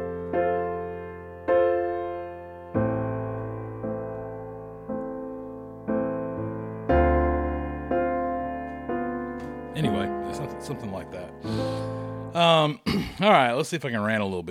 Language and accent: English; the South, United States; growing up in the South